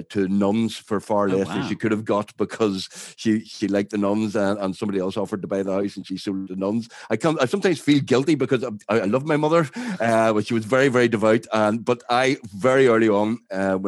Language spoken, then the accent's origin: English; Belfast, Northern Ireland, United Kingdom; I am born and bred in Belfast, have lived here all my life